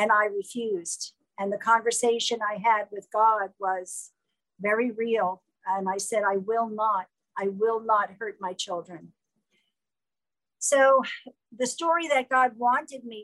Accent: New York, United States; moved away as an adult; now in South Jersey, United States; I'm originally from New York

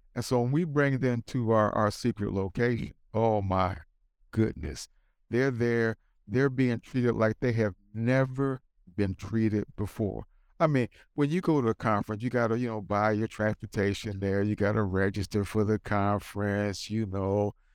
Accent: United States; I'm black, I'm American, I'm pro-life

